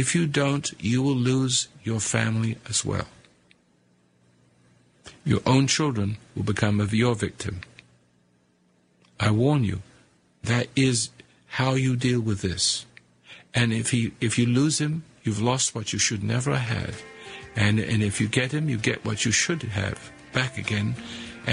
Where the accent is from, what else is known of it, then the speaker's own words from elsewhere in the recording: England, United Kingdom; moved away as an adult; also born or lived in South Africa; now in United States; I became an American because I love what I saw from across the sea in England